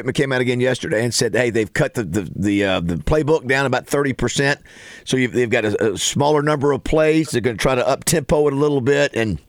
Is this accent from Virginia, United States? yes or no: no; Panama City, Florida, United States; when I was growing up in Panama City